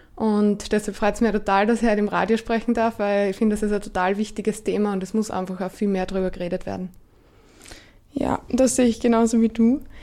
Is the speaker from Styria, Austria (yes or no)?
yes; Gesäuse region, Styria, Austria; also born or lived in Graz; weil ich bin aus der Region, Region Gesäuse. Ähm, bin nach dem Studium von Graz eben wieder zurückgegangen